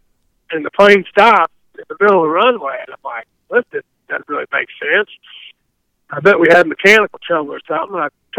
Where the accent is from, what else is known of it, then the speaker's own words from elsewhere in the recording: Midwest, United States; And growing up in the Midwest, see a little rough water on the Mississippi River and, you know, rainy lakes and some of the lakes we fish and whatnot.